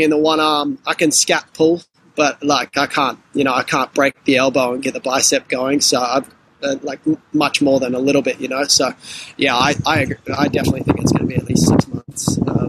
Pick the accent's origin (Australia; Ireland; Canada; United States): Australia; Sydney, New South Wales; I grew up on the Northern Beaches in Sydney